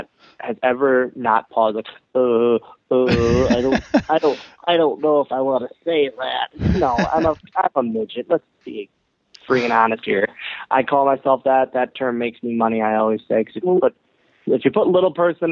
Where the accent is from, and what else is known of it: Green Bay, Wisconsin, United States; born or raised there